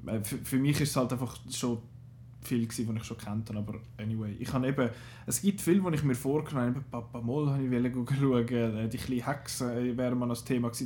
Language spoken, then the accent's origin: German; Switzerland; bei uns in der Schweiz